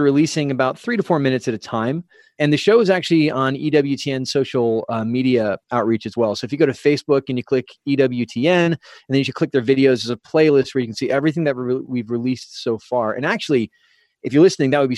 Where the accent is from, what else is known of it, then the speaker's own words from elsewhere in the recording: San Diego, California, United States; we're from San Diego area